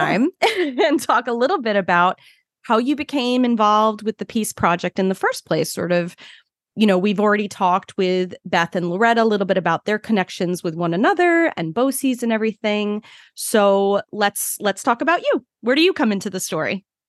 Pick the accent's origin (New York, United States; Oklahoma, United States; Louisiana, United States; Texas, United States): New York, United States; Brooklyn; moved away as an adult; now in Long Island, United States; I'm from Brooklyn originally, which is a totally different ballgame.